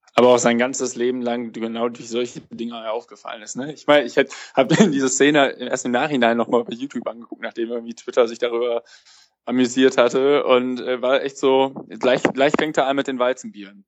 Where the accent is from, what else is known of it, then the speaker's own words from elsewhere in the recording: Cologne, North Rhine-Westphalia, Germany; als jemand, der in Köln lebt und, und auch gebürtiger Kölner ist